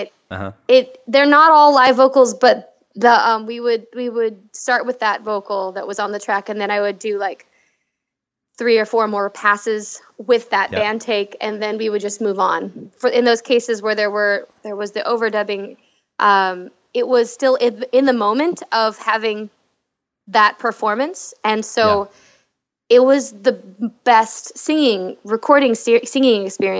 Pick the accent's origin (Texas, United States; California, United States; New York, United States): California, United States; North San Diego County; now in Los Angeles, United States; I grew up in North San Diego County, and now I live in Los Angeles